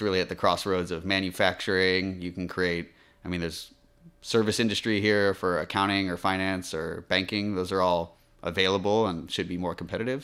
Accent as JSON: {"language": "English", "country": "United States", "moved": "as an adult", "lives_now": "Taiwan", "said": "an American living in Taiwan"}